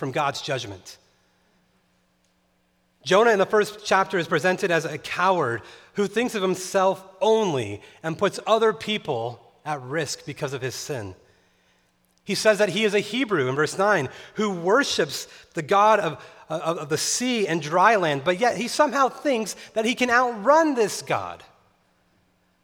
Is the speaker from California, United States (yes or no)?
yes; Tehachapi, California, United States; moved away; also born or lived in Chicago; where I grew up in Tehachapi, California, every night we would look and see the Milky Way